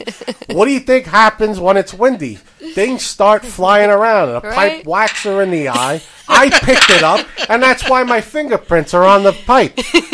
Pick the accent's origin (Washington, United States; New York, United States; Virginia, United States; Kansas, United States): New York, United States; New York City; I'm from Manhattan. Well, you're from Manhattan. I'm from New York City, but.